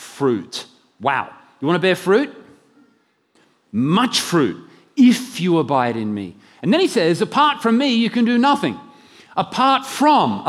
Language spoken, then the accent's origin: English; Brisbane, Queensland, Australia; moved away as an adult; I'm from Brisbane originally, but I haven't moved many years ago in the mid-80s and have been living elsewhere where they don't talk proper